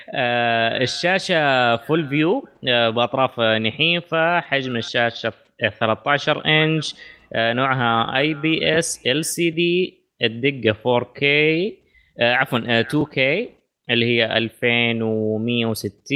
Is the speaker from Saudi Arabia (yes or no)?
yes; Saudi Arabia; عندنا في السعوديه